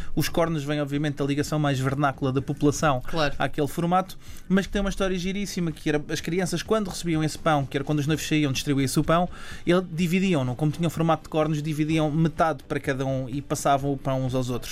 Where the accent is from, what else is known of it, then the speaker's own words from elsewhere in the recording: Margem Sul, Lisbon, Portugal; eu sou também da Margem Sul